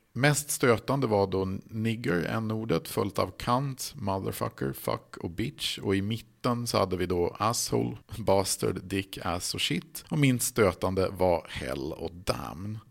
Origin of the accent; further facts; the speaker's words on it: Sweden; jag då som svensk